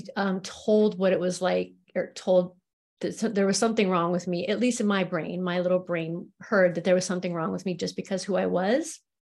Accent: Spokane, Washington, United States; I was born in Spokane, Washington

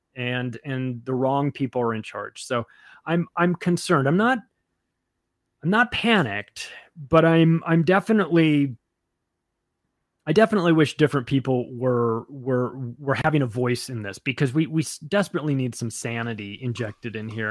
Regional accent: United States; as an American

